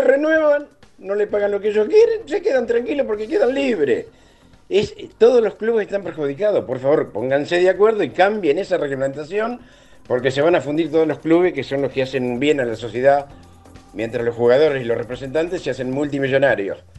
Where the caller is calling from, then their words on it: Marcos Paz, Buenos Aires Province, Argentina; Buen día muchachos … de Marcos Paz.